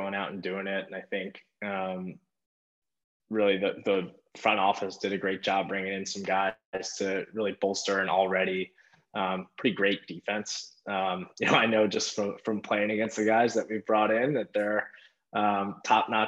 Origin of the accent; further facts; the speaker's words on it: Long Island, New York, United States; my hometown is right beside the Coliseum